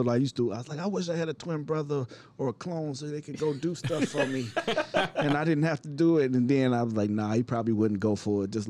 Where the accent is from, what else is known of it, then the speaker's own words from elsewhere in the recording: East Coast, United States; It's so funny. I grew up on the East Coast, and we always say the Eastern time first, then the Central time.